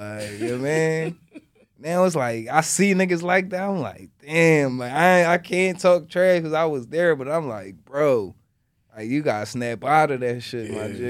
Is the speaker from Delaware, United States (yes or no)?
yes; Delaware, United States; I ain't from West Philly. I ain't from the projects. I'm from Delaware.